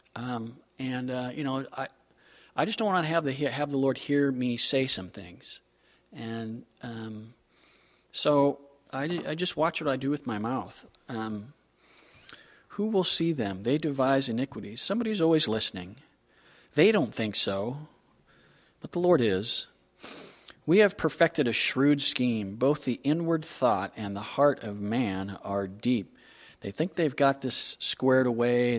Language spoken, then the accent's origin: English; Southern California, United States; moved away; I'm from Southern California